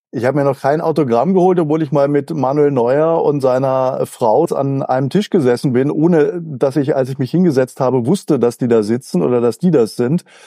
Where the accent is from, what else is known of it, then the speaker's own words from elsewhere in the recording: near Freiburg, Baden-Württemberg, Germany; accent: Alemannic; also born or lived in Mannheim; Ich bin äh, in der Nähe von Freiburg aufgewachsen, obwohl ich aber gebürtiger Mannheimer bin.